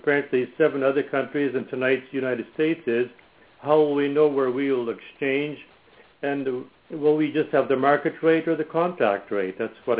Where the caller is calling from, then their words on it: Ontario, Canada; I'm calling from Ontario, Canada.